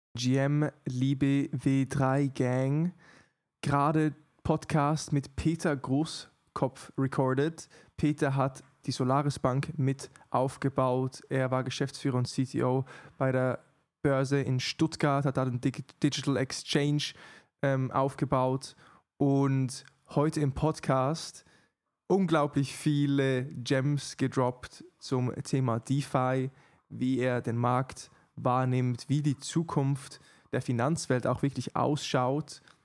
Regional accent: Switzerland; ich bin Schweizer gebürtig

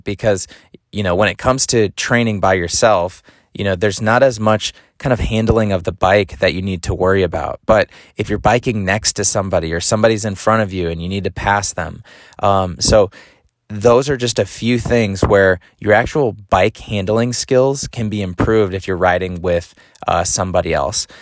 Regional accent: Madison, Wisconsin, United States; moved away; my hometown of Madison, Wisconsin

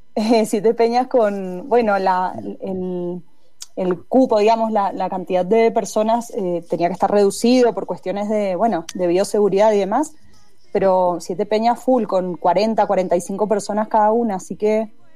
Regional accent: Mendoza, Argentina; Yo soy de la calle Godoy Cruz, eh, crecí en Godoy Cruz entre Patricia y Mitre

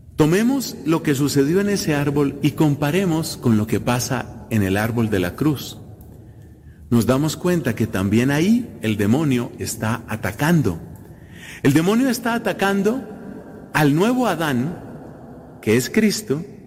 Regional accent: Colombia; Coincide este año, esta celebración, repito, en mi país

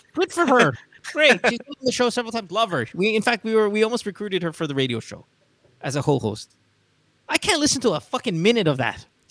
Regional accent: Central Luzon, Philippines; accent: Amboy; first language English; I grew up in Bulacan. I, I admit my Tagalog isn't the best. And that's because we spoke English at home.

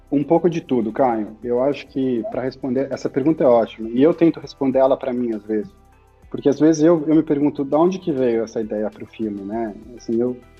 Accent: São Paulo, Brazil; nasci e fui criado em São Paulo a vida inteira

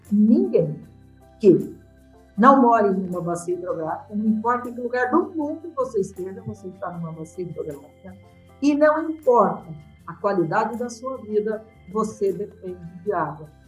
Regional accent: Brazil; como brasileiro

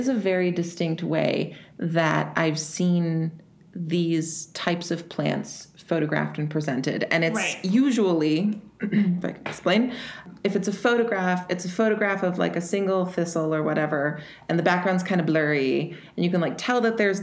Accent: East Coast, United States; now in Minnesota, United States; I grew up on the East Coast, and coming from there out to here

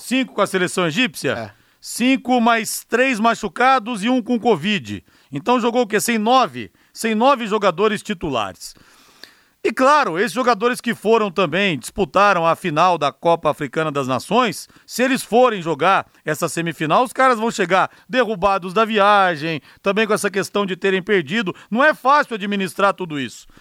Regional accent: São José dos Campos, São Paulo, Brazil; now in Londrina, Brazil; na minha terra natal, na minha querida São José dos Campos

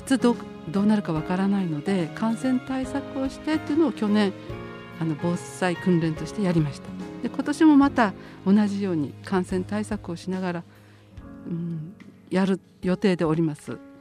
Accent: Sendai, Miyagi, Japan; moved away as an adult; also born or lived in Kanto; あの高校まであの宮城県仙台市にいてあと大学がちょっと違う関東に行きまして

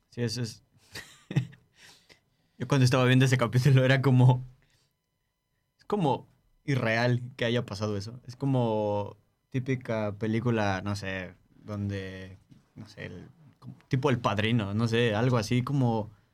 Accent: Mexico; moved away; como mexicano

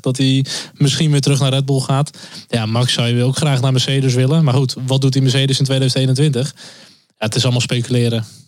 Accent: Netherlands; als Nederlanders

